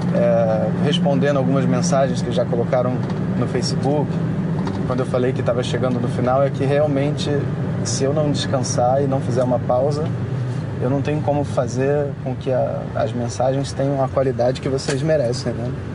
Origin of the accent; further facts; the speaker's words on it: Brazil; como brasileiro